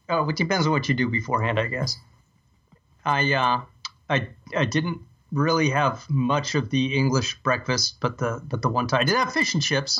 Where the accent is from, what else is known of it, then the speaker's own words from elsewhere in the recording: United States; I'm an American